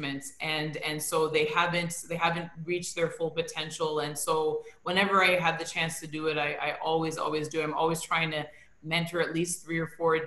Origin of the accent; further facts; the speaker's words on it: Toronto, Ontario, Canada; I was born and I grew up in Toronto